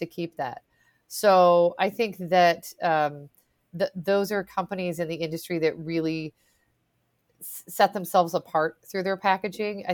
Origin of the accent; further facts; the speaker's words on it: Pacific Northwest, United States; moved away; I'm from the Pacific Northwest